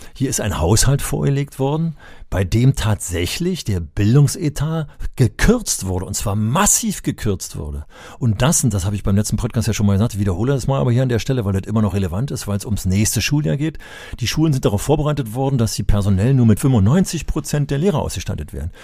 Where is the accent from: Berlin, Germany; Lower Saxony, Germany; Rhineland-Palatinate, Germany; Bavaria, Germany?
Berlin, Germany; ich bin ja in Berlin aufgewachsen